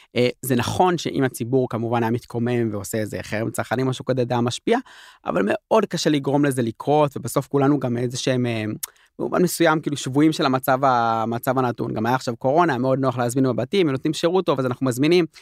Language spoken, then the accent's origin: Hebrew; Jerusalem, Jerusalem District, Israel; אני ירושלמי